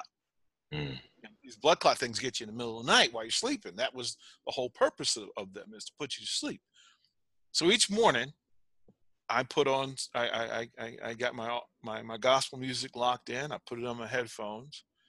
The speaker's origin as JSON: {"language": "English", "town": "Arlington", "region": "Virginia", "country": "United States", "tie": "born or raised there", "said": "I'm from Arlington, Virginia, a place called Green Valley, just outside of DC"}